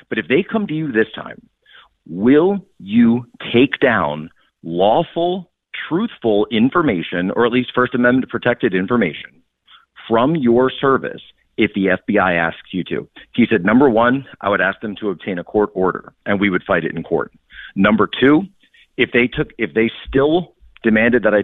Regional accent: Philadelphia, Pennsylvania, United States; I'm from the Philly area.

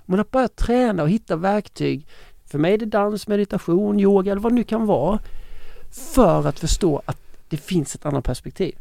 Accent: Ronneby, Blekinge, Sweden; i Ronneby i min hemstad

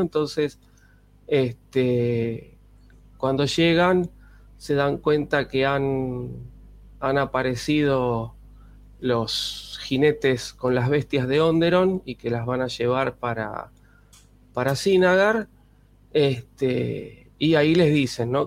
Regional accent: Buenos Aires, Argentina; los que vivimos acá nos dicen porteños

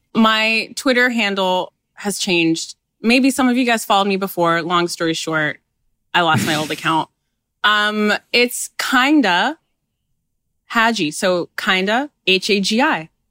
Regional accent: Canada; I was born in Canada

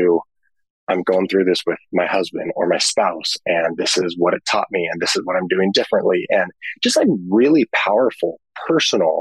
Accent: Mission Viejo, California, United States; I grew up here in California, in Mission Viejo

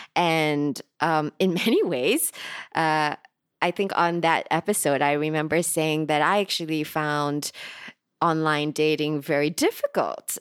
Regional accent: Singapore; I'm recording today from Singapore, which is also where I'm from

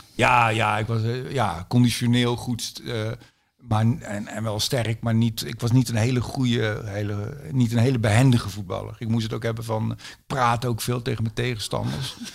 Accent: Zijtaart, North Brabant, Netherlands; also born or lived in Oegstgeest, South Holland; Ik ben geboren in Oesgeest in Zuid-Holland. Oh, ja. En toen kwam ik, toen ik ja, eh, op de lagere school, eerste klas lagere school, nee, tweede klas lagere school, zo, toen kwam ik in Zijtaart, klein dorpje

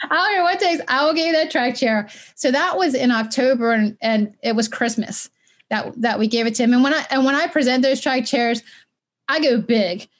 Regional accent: Baltimore, Maryland, United States; also born or lived in Westminster, Maryland; I grew up in Baltimore

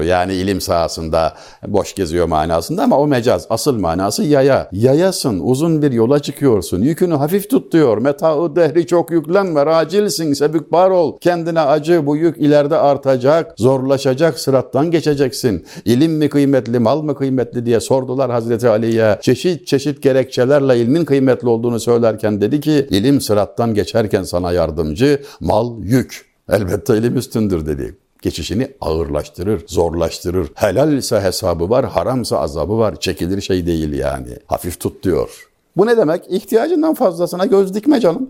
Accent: Denizli, Turkey; moved away; memleketim olan Denizli'den

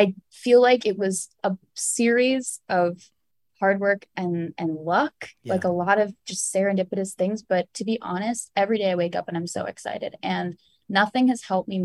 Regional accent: Allen, Texas, United States; I grew up in Allen, Texas. It's outside of Dallas

